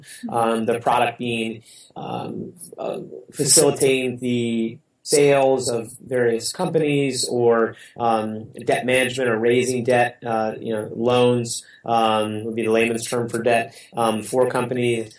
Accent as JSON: {"language": "English", "town": "Cleveland", "region": "Ohio", "country": "United States", "tie": "born or raised there", "said": "I worked for my hometown team, the Cleveland Browns"}